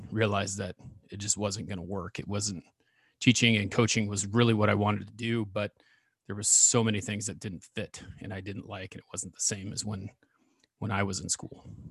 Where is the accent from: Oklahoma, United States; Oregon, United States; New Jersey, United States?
Oregon, United States; Ontario; I grew up in Ontario, Oregon, which is about thirty miles where I live from now